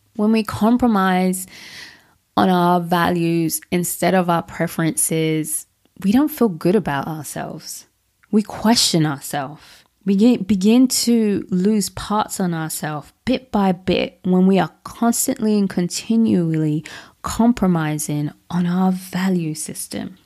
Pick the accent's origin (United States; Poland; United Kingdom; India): United Kingdom; London; That's what I was brought up around in London.